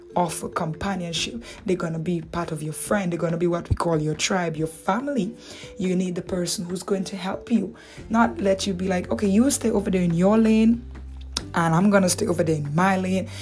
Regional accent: Dominican Republic; accent: Dominican; my Dominican accent

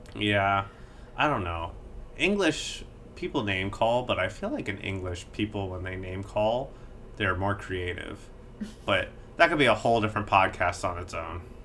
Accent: United States; as an American

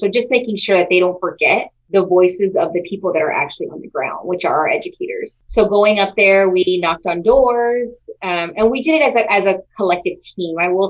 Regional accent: San Antonio, Texas, United States; I, you know, was born and raised in San Antonio, and Edgewood has a really special place in my heart.

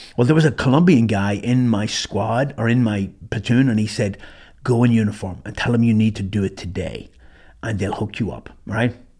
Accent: Ireland; moved away as an adult; also born or lived in Germany; I walked in that morning as a Irish citizen, green card holder, and I walked out as a U S citizen

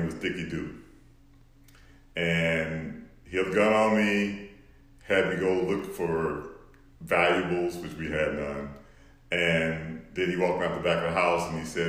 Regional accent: Houston, Texas, United States; I grew up in Houston

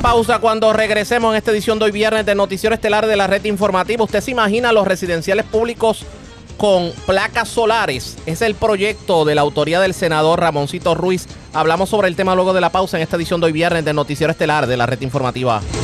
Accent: Puerto Rico; nosotros como puertorriqueños

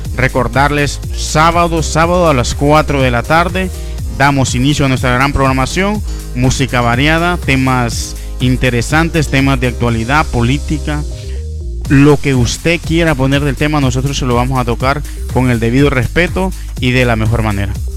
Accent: Honduras; como hondureños

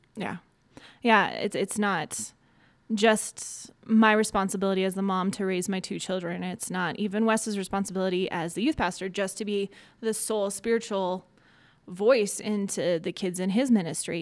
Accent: Colorado, United States; also born or lived in Iowa / Bahrain / Cincinnati; grew up in Colorado, went to college in Iowa

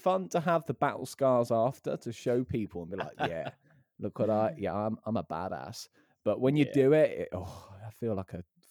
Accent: Plymouth, South West England, United Kingdom; now in London, United Kingdom; I've recently moved up to London, which is really nice because obviously I'm from Plymouth in Devon originally.

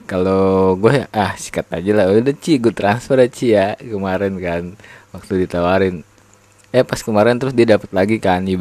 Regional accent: Jepara, Central Java, Indonesia; gue kan dulu kecilnya kan di Jepara

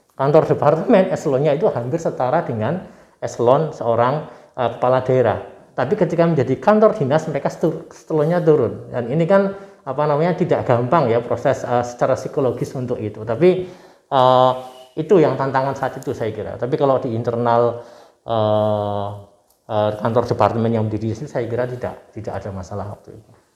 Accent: Purwokerto, Central Java, Indonesia; now in Yogyakarta, Indonesia; di daerah saya di Purwokerto sana di Kabupaten Banyumas

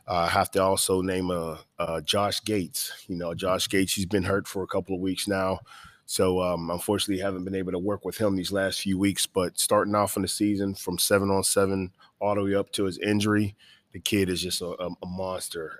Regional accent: Pittsburgh, Pennsylvania, United States; now in Savannah, United States; I'm from Pittsburgh, Pennsylvania

